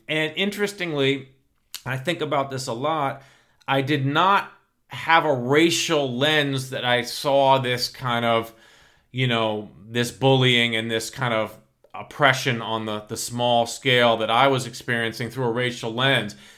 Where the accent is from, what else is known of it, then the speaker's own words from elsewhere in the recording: New York, United States; I grew up in New York in the nineteen seventies and eighties, born nineteen sixty-nine